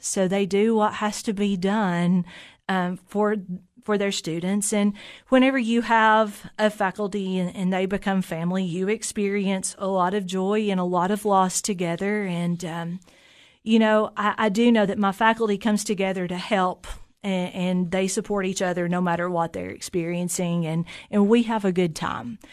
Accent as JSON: {"language": "English", "town": "Jamestown", "region": "Tennessee", "country": "United States", "tie": "born or raised there", "said": "I'm a native of Fentress County. I grew up in Jamestown"}